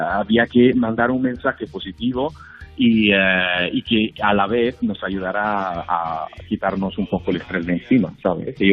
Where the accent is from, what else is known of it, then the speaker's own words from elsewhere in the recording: Italy; Spanish is a second language; yo, como notarás, como sabes, yo soy italiano y he tenido también compañeros míos desde Italia, desde Milán